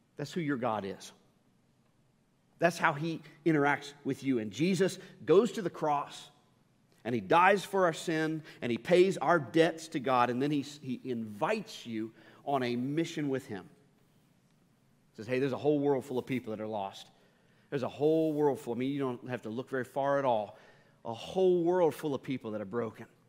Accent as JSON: {"language": "English", "region": "Northern Kentucky", "country": "United States", "tie": "born or raised there", "lives_now": "Louisville, United States", "said": "I grew up in Northern Kentucky"}